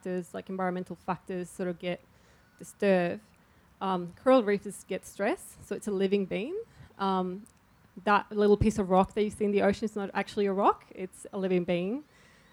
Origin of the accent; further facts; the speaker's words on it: Chile; now in Melbourne, Australia; I come from Chile